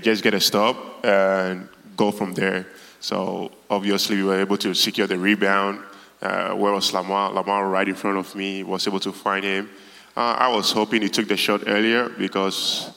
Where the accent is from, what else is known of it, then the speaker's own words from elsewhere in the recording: Ghana; now in United States; I grew up in Ghana, West Africa, and I grew up in a Christian household